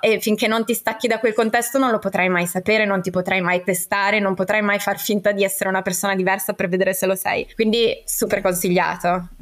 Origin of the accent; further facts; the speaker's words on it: Trentino-Alto Adige, Italy; moved away; also born or lived in Parma; io sono trentina, nata in mezzo alle montagne.